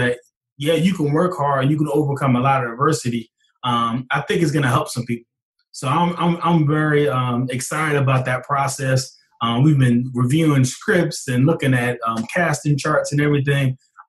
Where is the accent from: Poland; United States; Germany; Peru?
United States; Glassboro, New Jersey; my hometown of Glassboro, New Jersey.